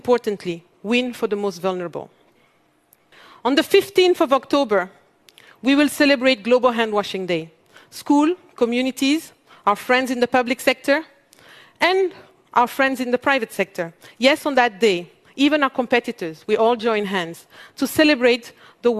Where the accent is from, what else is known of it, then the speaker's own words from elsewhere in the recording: Mali; moved away; also born or lived in Europe; I come from Mali, one of the world's poorest countries. I grew up in a family where every dinner conversation was around social justice.